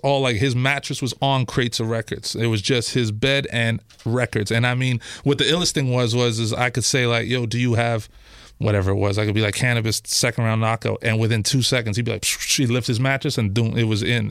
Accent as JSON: {"language": "English", "town": "Toronto", "region": "Ontario", "country": "Canada", "tie": "born or raised there", "said": "I'm from, uh, Christie Pitts. So just off of Bloor and Christie, uh, that's my original neighborhood that I grew up in."}